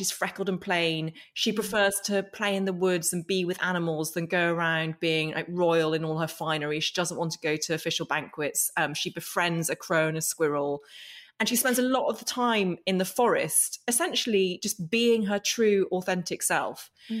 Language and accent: English; Northern Ireland, United Kingdom; I grew up in Northern Ireland, and we moved there when I was four, and it was 1982, and it was a time of conflict